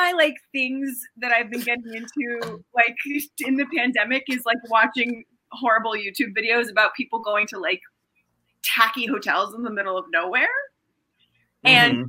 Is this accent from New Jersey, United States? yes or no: yes; Union County, New Jersey, United States; Union County. Like, in the north, you know?